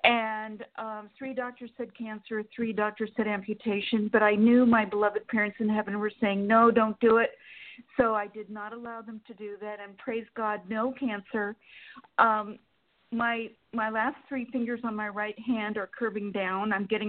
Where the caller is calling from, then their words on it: Sacramento, California, United States; Sacramento, California.